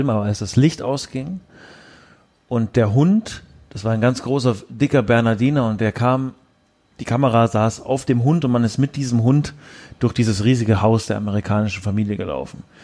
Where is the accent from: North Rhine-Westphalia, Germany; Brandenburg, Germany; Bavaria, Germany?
Bavaria, Germany; Augsburg; Also ich komme ursprünglich aus Augsburg auch und habe hier Abitur gemacht am St. Stephan Gymnasium in Augsburg 2006